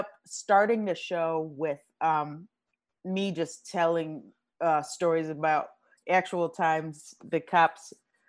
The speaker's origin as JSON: {"language": "English", "town": "Los Angeles", "region": "California", "country": "United States", "tie": "born or raised there", "said": "I am from South Central LA. I'm born and raised here."}